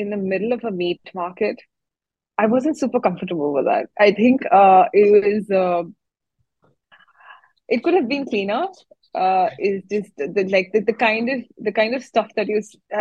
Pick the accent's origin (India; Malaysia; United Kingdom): India; now in Singapore; I'm an Indian